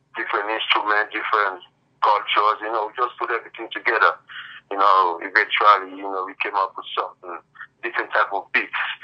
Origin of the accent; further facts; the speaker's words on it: Sierra Leone; I'm from Sierra Leone, West Africa